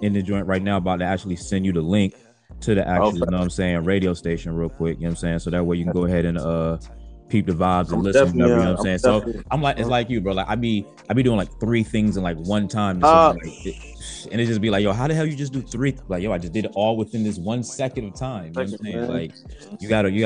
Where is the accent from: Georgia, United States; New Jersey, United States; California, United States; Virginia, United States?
Virginia, United States; Virginia Beach; I'm from Virginia Beach